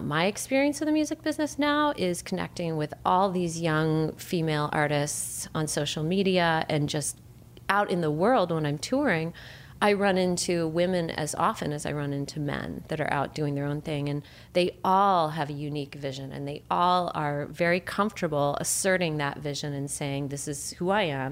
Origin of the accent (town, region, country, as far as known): Chicago, Illinois, United States; now in California, United States